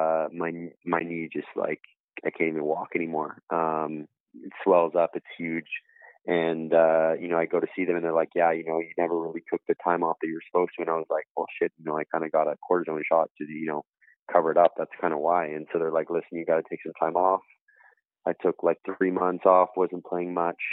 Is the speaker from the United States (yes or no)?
no; Canada; growing up in Canada and North America